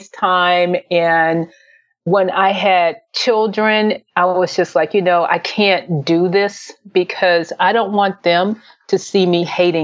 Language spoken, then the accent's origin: English; Memphis, Tennessee, United States; also born or lived in San Francisco Bay Area, California; now in Dayton, United States; I'm originally from Memphis, Tennessee